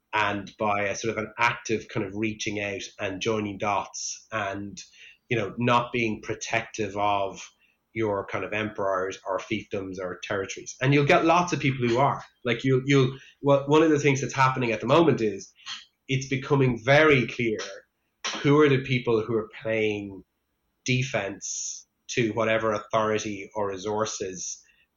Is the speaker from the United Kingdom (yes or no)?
no; Ireland; I grew up in Ireland